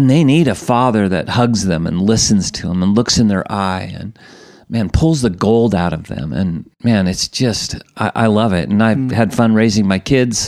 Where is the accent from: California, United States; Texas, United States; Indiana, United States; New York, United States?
California, United States; San Francisco; moved away; I'm born and raised in San Francisco in the States, Irish Catholic kid